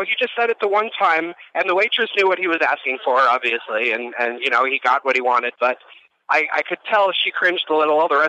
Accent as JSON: {"language": "English", "region": "New Jersey", "country": "United States", "moved": "yes", "lives_now": "Pueblo, United States", "said": "I am from New Jersey, right? And so now I live in Pueblo, Colorado"}